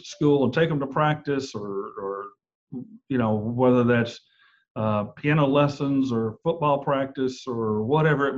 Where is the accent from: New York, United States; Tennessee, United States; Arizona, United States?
Tennessee, United States; Nashville; moved away; also born or lived in Texas; I'm originally from Nashville, Tennessee, grew up there